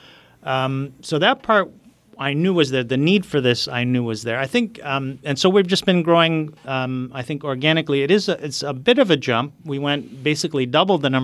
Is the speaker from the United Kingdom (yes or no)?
no; Nablus, West Bank, Palestine; And I'm from Nablus, which is the largest Arab city in the West Bank.